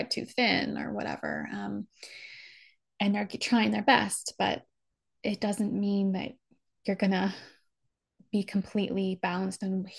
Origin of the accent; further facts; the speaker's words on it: United States; I'm American